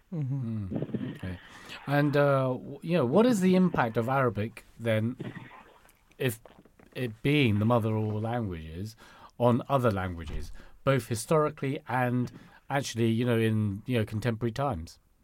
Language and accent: English; United Kingdom; first language Cantonese; English is a second language; my mother tongue is Cantonese. Mm. And it's not because you know, I grew up in this country